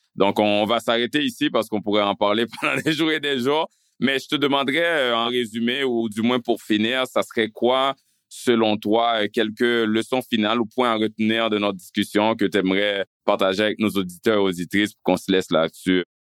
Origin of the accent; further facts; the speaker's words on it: Canada; en tant que Canadien, en tant que payeur d'impôts